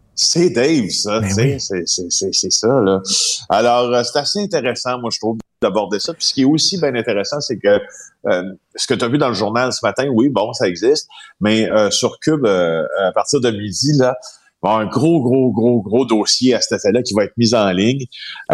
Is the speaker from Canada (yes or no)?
yes; regions of Quebec, Canada; je viens des régions du Québec